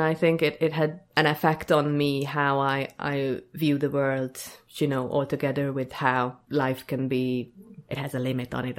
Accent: Hungary; moved away as an adult; now in Dublin, Ireland; I'm from Hungary. I have lived in Ireland more than 11 years now, so yeah, quite a bit. Grew up in a small

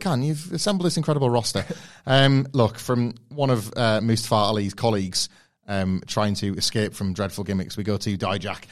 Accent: United Kingdom; being from the U K

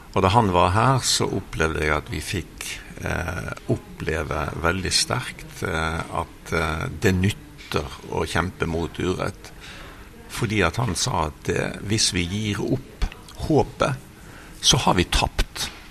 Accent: Bergen, Vestland, Norway; moved away as an adult; also born or lived in Brazil; jeg vokste opp eh, på Melkeplassen, arbeider, et arbeiderstrøk i Bergen.

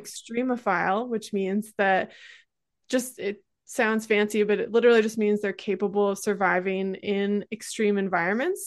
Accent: Great Lakes, United States; I come from the Great Lakes region

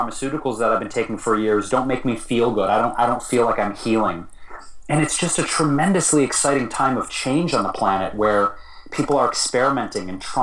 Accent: Detroit, Michigan, United States; now in Los Angeles, United States; my hometown, Detroit

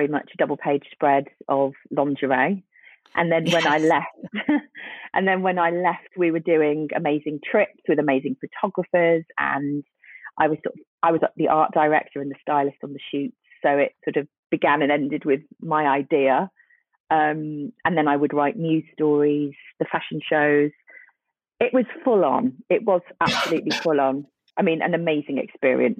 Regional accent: Birkenhead, North West England, United Kingdom; moved away; also born or lived in Newcastle; I'm from the northwest of England. I'm from Birkenhead

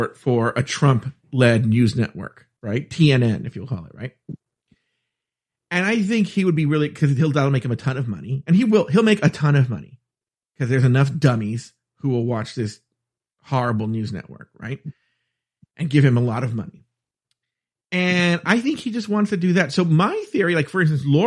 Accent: United States; I'm American.

